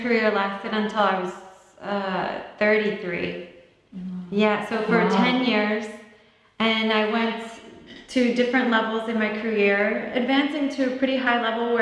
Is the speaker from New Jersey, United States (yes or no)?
yes; New Jersey, United States; I grew up in New Jersey